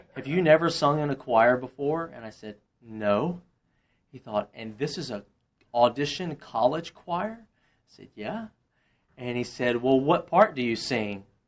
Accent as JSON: {"language": "English", "town": "Monroe", "region": "Louisiana", "country": "United States", "tie": "born or raised there", "also_born_or_lived": "Slidell, Louisiana / Woodstock", "moved": "as an adult", "lives_now": "Roswell, United States", "said": "I grew up in Monroe"}